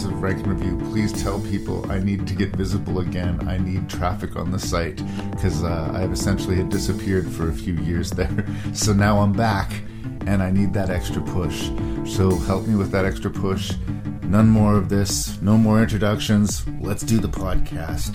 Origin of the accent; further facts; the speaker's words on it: Canada; I'm Canadian